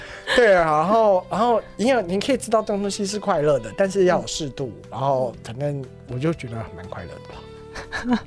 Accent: Taiwan; also born or lived in Poland; 我们台湾人

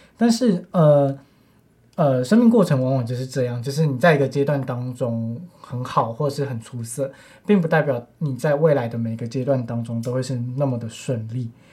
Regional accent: Taiwan; 身为华裔，身为嗯。台湾人的我们

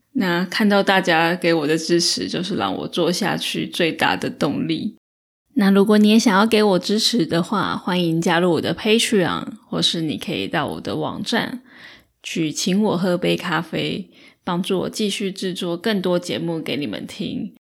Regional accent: Taiwan; accent: Taiwanese; 我本身是台湾口音、台湾腔

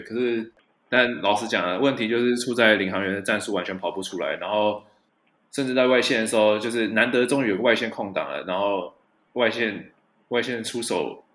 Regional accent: New Taipei, Taiwan; 我小时候住在台北县啊

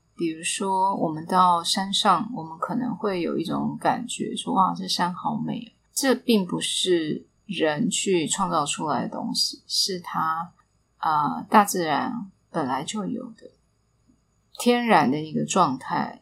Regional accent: Taipei, Taiwan; 我记得我小时候其实是不是很喜欢离开 台北去到其他的乡镇

